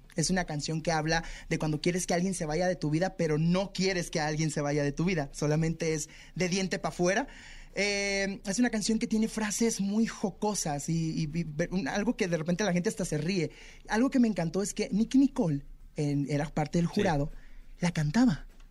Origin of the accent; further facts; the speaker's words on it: Tijuana, Baja California, Mexico; Yo soy de Tijuana